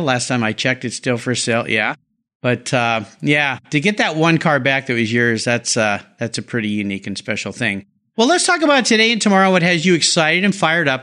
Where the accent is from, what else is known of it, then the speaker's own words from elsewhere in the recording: La Jolla, California, United States; I grew up in La Jolla